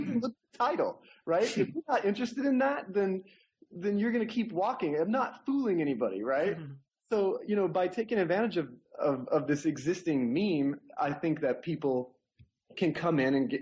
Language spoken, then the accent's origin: English; Oklahoma, United States; grew up in Oklahoma, and I was, you know, I'm a little bit Cherokee, like everybody in Oklahoma, and I grew up in the Cherokee Nation